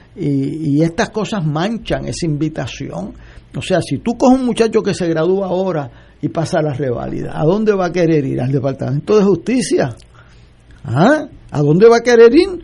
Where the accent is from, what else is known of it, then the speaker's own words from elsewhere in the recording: Puerto Rico; para mí como puertorriqueño